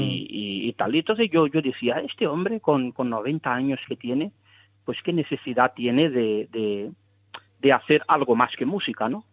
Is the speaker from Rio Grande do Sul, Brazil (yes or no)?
no; Salvador, Bahia, Brazil; moved away; yo nací en Salvador de Bahía